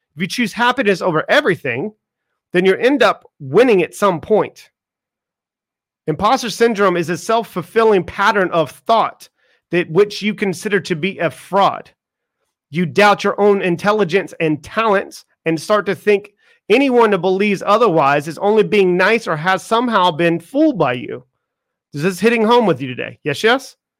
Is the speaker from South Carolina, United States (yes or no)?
yes; Charleston, South Carolina, United States; moved away as an adult; I grew up in Charleston, South Carolina